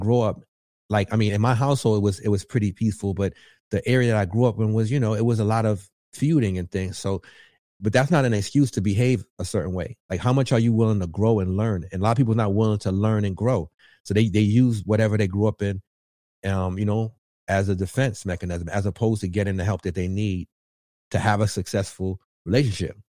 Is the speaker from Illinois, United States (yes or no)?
no; New York, United States; I'm from New York.